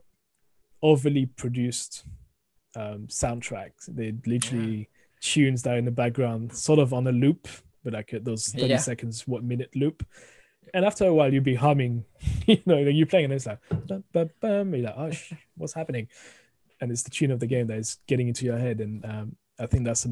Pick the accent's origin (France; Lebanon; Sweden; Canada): France; accent: thick French; moved away as an adult; also born or lived in United Kingdom